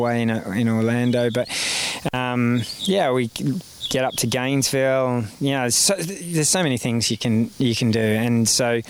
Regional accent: Australia; moved away as an adult

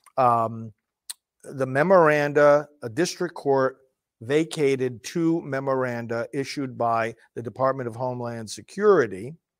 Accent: New York, United States; moved away; I'm originally from New York.

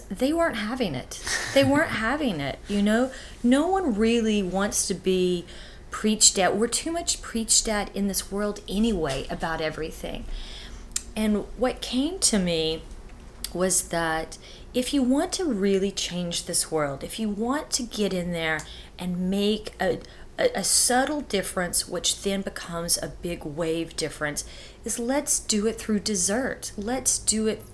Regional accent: Texas, United States; moved away; also born or lived in New York / Hawaii / Los Angeles; born and raised in Texas

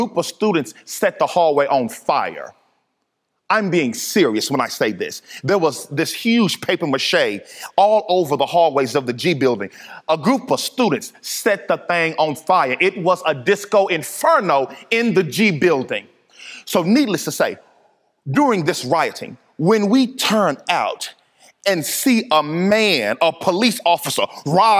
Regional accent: Dallas, Texas, United States; I grew up in Dallas, Texas, and I went to a rowdy high school

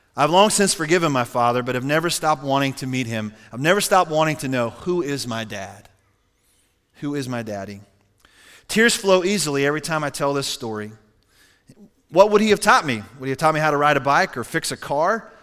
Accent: Cheyenne, Wyoming, United States; I was born in Cheyenne, Wyoming, August seventeenth, nineteen sixty-nine.

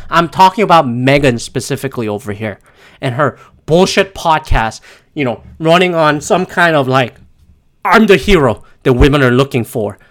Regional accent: Canada; as a Canadian

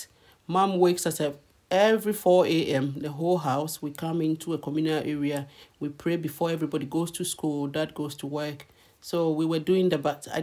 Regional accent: Ghana; moved away as an adult; now in London, United Kingdom; I've just come from Ghana

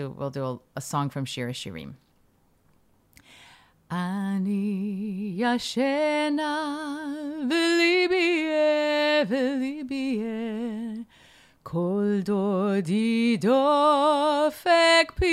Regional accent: United States; now in Israel; to me as an American that sounds like an oxymoron

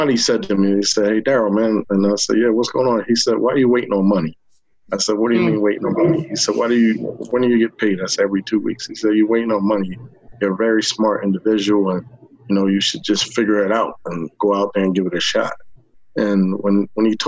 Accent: Long Branch, New Jersey, United States; I grew up in Long Branch, New Jersey. I've been in Long Branch all my life

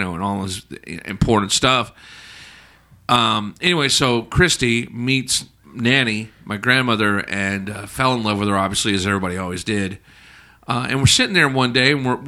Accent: Alabama, United States; I grew up in Alabama

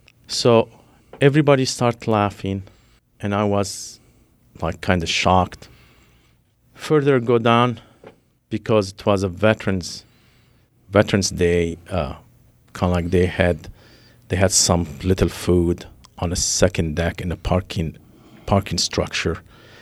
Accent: Lebanon; Well, growing up in Lebanon, living the Civil War, making sure you are the right place because you don't want to be at the wrong place.

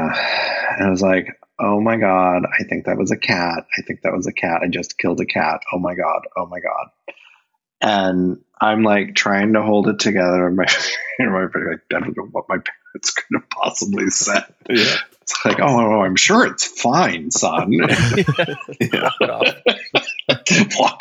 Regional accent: Indiana, United States; growing up in Indiana

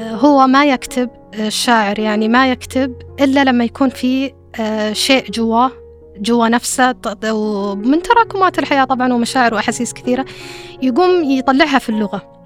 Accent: Saudi Arabia; accent: Saudi dialect; في لهجتنا السعودية

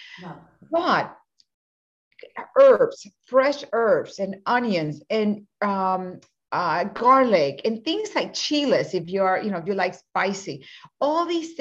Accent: Mexico; also born or lived in Puerto Rico; As a Latina woman, I was born in Puerto Rico and raised in Mexico when my parents were missionaries

